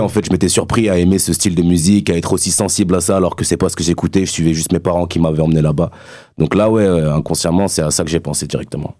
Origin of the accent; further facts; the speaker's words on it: Castell'Arquato, Emilia-Romagna, Italy; moved away; c'était à Castellarquato, euh, en Italie. Donc, c'est dans mon bled aussi